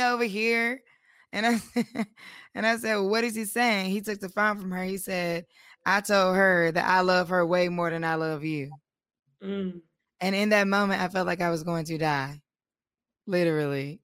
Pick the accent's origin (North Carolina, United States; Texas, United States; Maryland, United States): North Carolina, United States; we are all from North Carolina